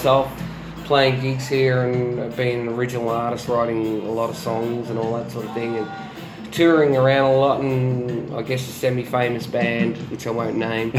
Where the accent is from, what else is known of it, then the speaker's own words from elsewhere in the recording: Australia; also born or lived in New Zealand; In New Zealand, but raised in Australia when I was a baby